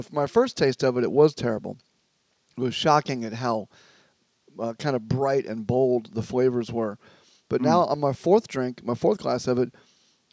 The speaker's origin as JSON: {"language": "English", "region": "the South", "country": "United States", "tie": "born or raised there", "moved": "yes", "said": "in the South, if you went to a restaurant in my hometown, they would ask, what kind of Coke do you want?"}